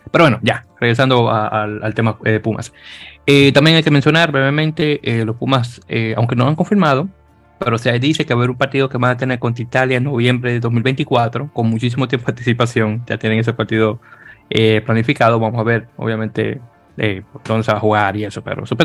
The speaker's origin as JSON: {"language": "Spanish", "country": "Dominican Republic", "said": "como decimos dominicana, MMG"}